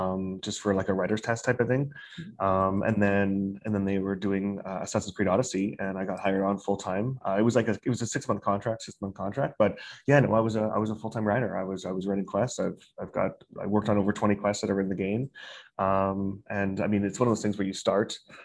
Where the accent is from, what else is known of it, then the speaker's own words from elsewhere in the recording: Calgary, Alberta, Canada; moved away as an adult; also born or lived in Singapore; now in Beijing, China; I'm originally from Calgary, Alberta, Canada